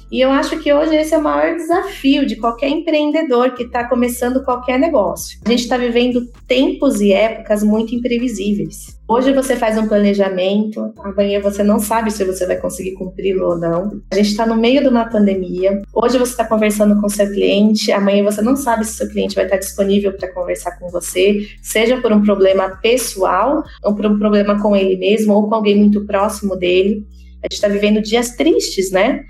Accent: Campinas, São Paulo, Brazil; eu sou originalmente de Campinas

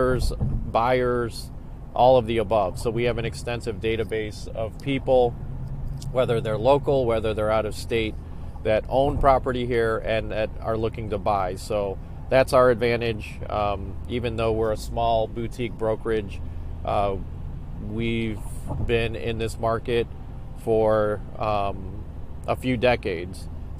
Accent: Cleveland, Ohio, United States; I grew up in Old Brooklyn.

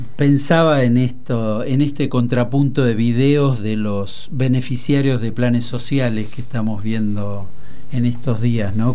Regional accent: Aguilares, Tucumán, Argentina; now in Buenos Aires, Argentina; yo soy de Aguilares y un ingenio a, cinco kilómetros de mi casa era propiedad de la familia Terán

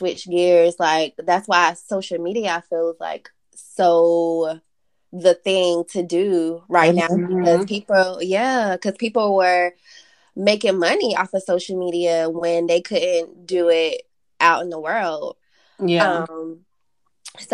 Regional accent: North Carolina, United States; I am a North Carolinian. I was raised in North Carolina. Now living in Charlotte

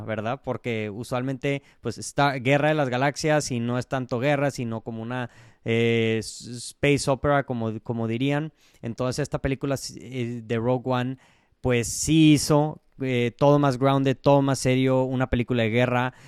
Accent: Mexico; como el mexicano que soy

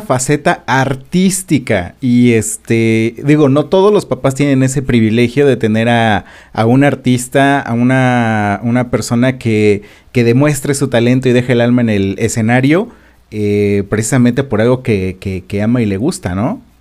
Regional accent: Mexico; lo que como sociedad mexicana tenemos, que es el rechazo sobre lo desconocido

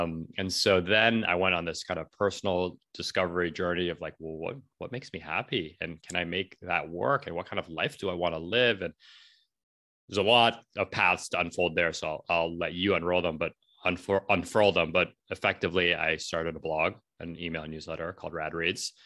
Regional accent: New York City, New York, United States; I'm from New York City

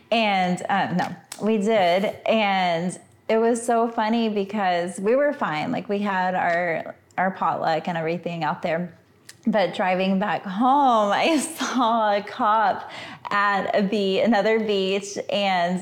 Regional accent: Austin, Texas, United States; moved away as an adult; also born or lived in Victoria, Texas / Hawaii; now in McAllen, United States; I'm from Central Texas, but like East Texas, Central Texas.

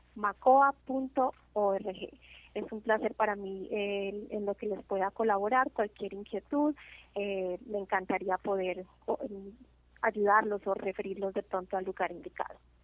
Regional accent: Colombia; now in New Jersey, United States; yo soy de Colombia y es un orgullo para mí como latina

